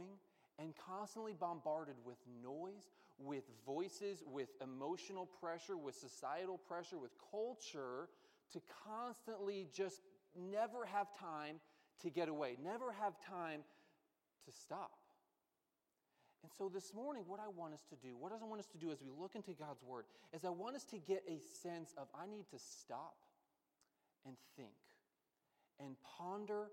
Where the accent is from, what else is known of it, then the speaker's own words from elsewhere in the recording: Pennsylvania, United States; I grew up in Pennsylvania